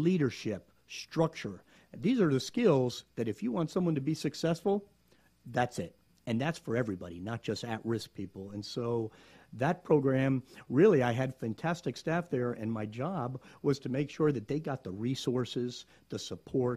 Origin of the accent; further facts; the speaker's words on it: South Florida, United States; now in Gainesville, United States; I grew up in South Florida